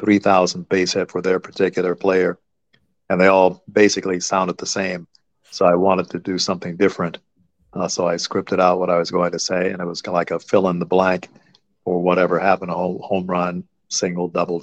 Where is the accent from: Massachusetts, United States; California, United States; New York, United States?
California, United States; Los Angeles; I grew up in Los Angeles